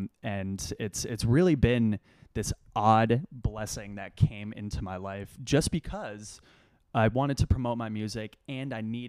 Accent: Los Angeles, California, United States; Simple story. I grew up on Roxbury Street in Los Angeles.

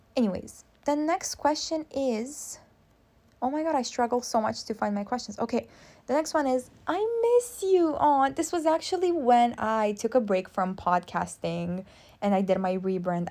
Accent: Constanța, Constanța County, Romania; Constanța is my hometown. I'm from Romania

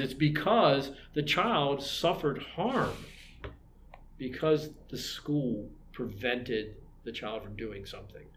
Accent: Maryland, United States; now in Albuquerque, United States; I'm from Maryland

